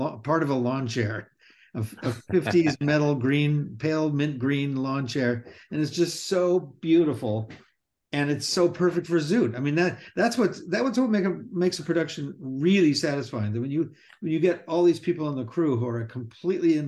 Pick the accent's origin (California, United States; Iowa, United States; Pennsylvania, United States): California, United States; Burbank; I grew up in Burbank